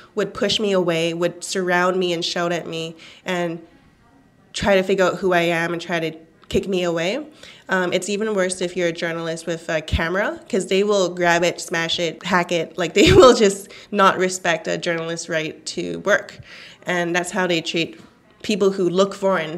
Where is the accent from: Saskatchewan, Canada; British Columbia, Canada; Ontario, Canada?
British Columbia, Canada; Vancouver; first language Cantonese; English is a second language; also born or lived in Hong Kong / China; I grew up in Vancouver being really intimately familiar with Chinese language media in Canada.